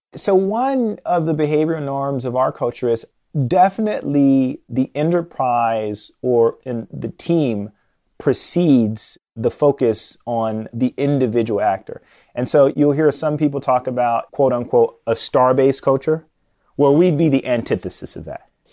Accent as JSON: {"language": "English", "town": "Chicago", "region": "Illinois", "country": "United States", "tie": "born or raised there"}